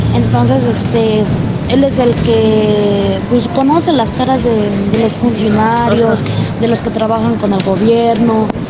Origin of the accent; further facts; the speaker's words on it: Oaxaca, Mexico; now in Mexico City, Mexico; Yo soy de Oaxaca